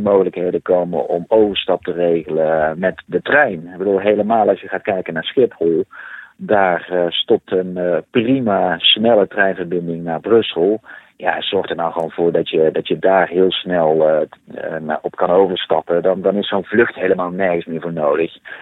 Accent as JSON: {"language": "Dutch", "country": "Netherlands", "said": "als Nederlanders"}